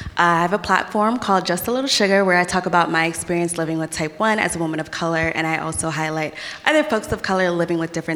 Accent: New York, United States; I'm from New York.

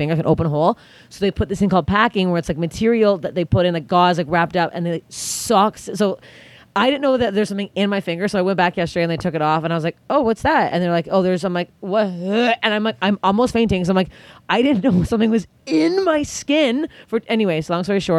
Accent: Canada; I'm Canadian.

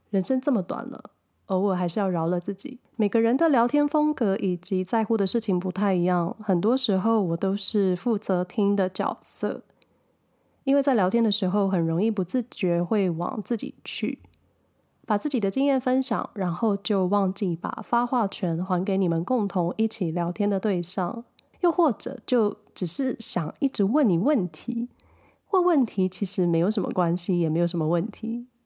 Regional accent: a small town in Hsinchu County, Taiwan; moved away as an adult; also born or lived in Taipei; 我的家乡在新竹，新竹县的一个小镇

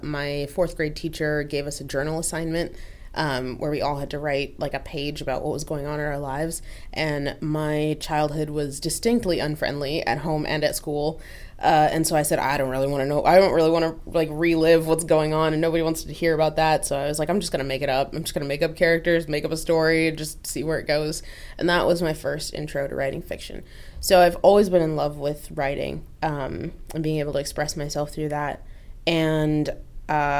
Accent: Oregon, United States; I grew up in Oregon

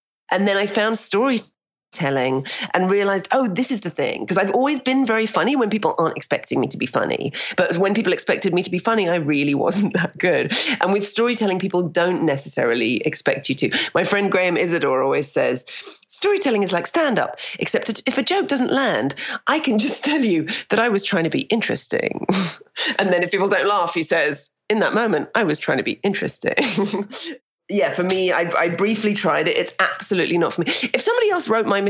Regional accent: United Kingdom; moved away as an adult; now in Toronto, Canada; we're very cynical as Brits.

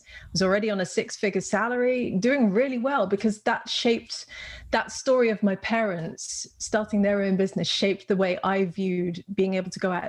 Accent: Netherlands; accent: British; which is why I sound British, because I am bilingual. I guess we won't break out the Dutch on the podcast. I'm guessing the listeners might struggle with that.

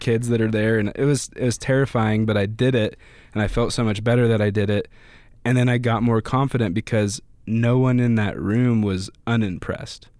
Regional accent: Pocatello, Idaho, United States; also born or lived in Greeley, Colorado / Boise, Idaho / Meridian, Idaho / Twin Falls, Idaho; I was born in Colorado near Denver in a small city called Greeley. Lived there till I was, like, ten, uh, and then I've lived in Idaho

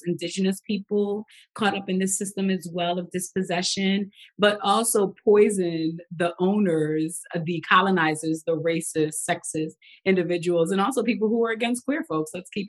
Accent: New York City, New York, United States; moved away; I grew up in Brooklyn, New York, in the part that's known as Little Haiti. So I spoke Creole, French, of course we heard Patois. And so I only spoke English in schools and formal settings

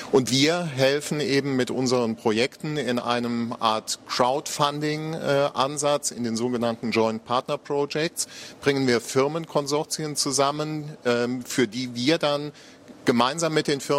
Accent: Eifel, Germany; now in Aachen, Germany; Ja, also ich komme aus der Eifel, ja. äh, bin, bin aber inzwischen äh, 25 Jahre äh, in Aachen, genau.

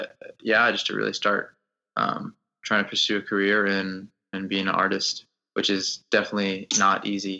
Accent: Atlanta, Georgia, United States; So I was saying that, I lived in Atlanta. I grew up in Atlanta, but I just never felt like I belonged there.

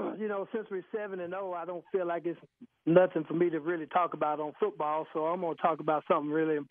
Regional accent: Tennessee, United States; now in Alabama, United States; I'm originally from Tennessee.

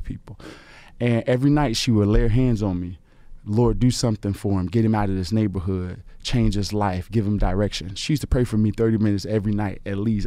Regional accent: Chicago, Illinois, United States; my grandmother had a you know house on the south side of Chicago. We grew up in the Argyle, um, Robert Taylor Home Projects

